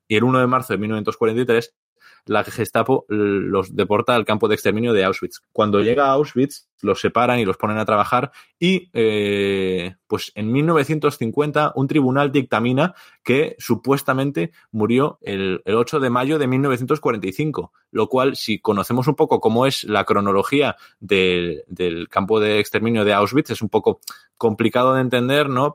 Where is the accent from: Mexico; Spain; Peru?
Spain; Vigo, Galicia; yo soy de Vigo